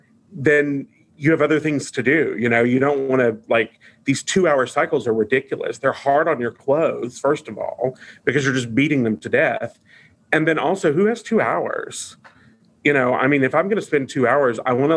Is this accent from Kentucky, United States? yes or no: yes; Eastern Kentucky, United States; I grew up in Eastern Kentucky